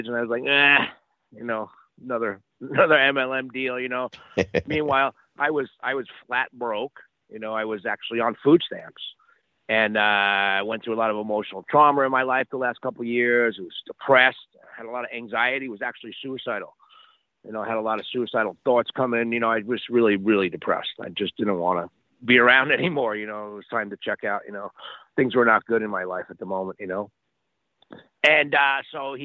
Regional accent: New York, United States; moved away as an adult; also born or lived in Miami; now in Sedona, United States; I grew up in New York, but I spent the last 30 years in Miami

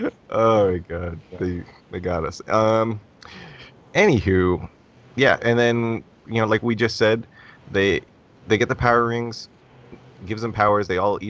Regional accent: United States; I'm American.

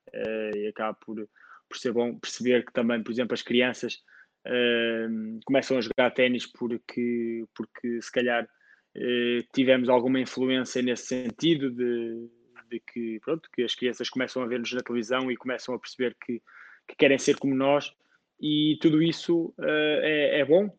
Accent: Portugal; sendo português, tenho como objetivo tentar ajudar o ténis português

